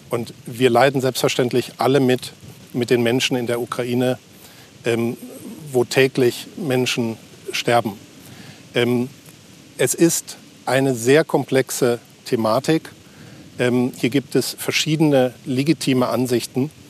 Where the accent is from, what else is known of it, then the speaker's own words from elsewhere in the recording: Germany; ich bin Deutscher, ich bin in Deutschland geboren, Deutschland aufgewachsen. Ähm, und die griechischen Wurzeln, die sind aber auch Teil meines Lebens.